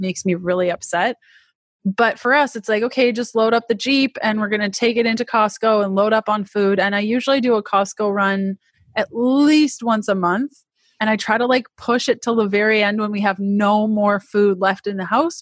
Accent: Canada; accent: Canadian; moved away as an adult; now in United States; i'm canadian if you can't tell by my crazy accent, which I'm told is quite thick

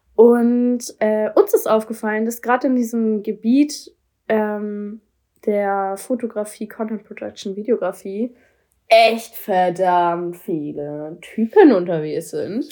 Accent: Hamburg, Germany; Ich komme aus Hamburg.

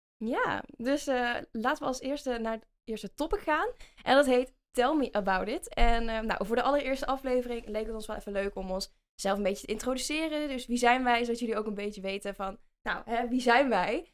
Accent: Vinkel, North Brabant, Netherlands; accent: Brabants; ik kom uit, ja, uit Vinkel, dat is een dorpje bij Den Bosch, dus ik ben een echte Brabander, dus misschien hoor je dat ook wel aan mij

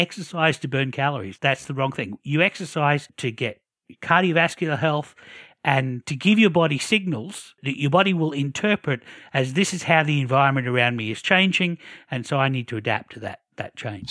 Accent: Australia; as an Australian

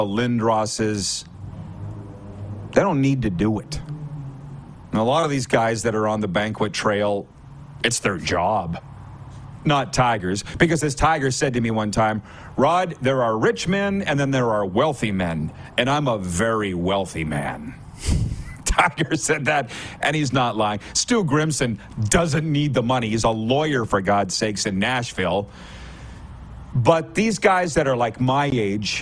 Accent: Milestone, Saskatchewan, Canada; I'm from Milestone, 30 miles apart, 40

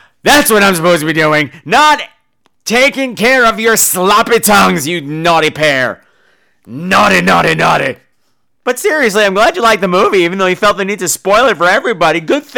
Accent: Long Island, New York, United States; I grew up on the ocean. I grew up on Long Island. The beach was right there.

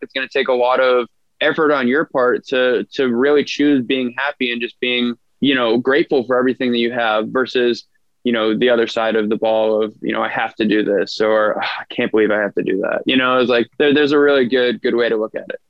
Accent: just outside of Boston, Massachusetts, United States; now in Long Beach, United States; I'm originally from Boston, well, just outside of Boston, Massachusetts

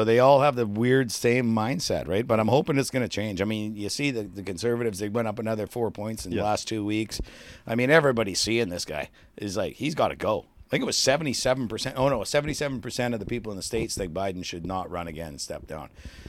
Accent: Canada; As part of being being a Canadian, but that's going away to the wayside.

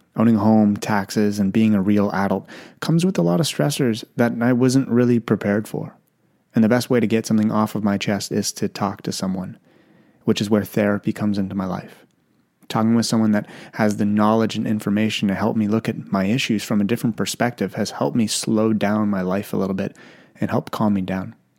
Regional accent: Ottawa, Ontario, Canada; I grew up, like, a little bit outside of Ottawa. I, I grew up in Greeley

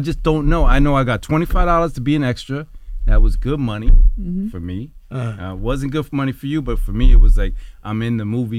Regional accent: New Jersey, United States; I'm from Jersey

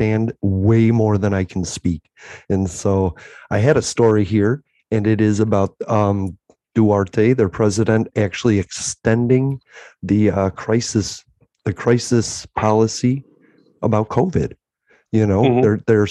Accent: United States; I'm American

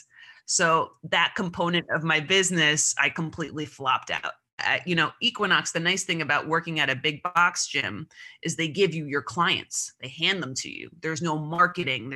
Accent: Long Island, New York, United States; I grew up on Long Island

